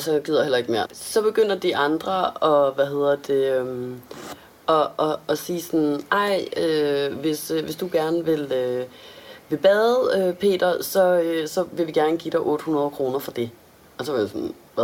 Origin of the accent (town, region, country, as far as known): Denmark